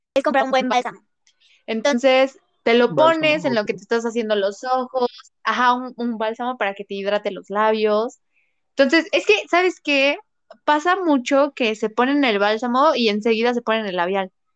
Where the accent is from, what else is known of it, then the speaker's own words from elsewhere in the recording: Puebla, Mexico; soy, soy de Puebla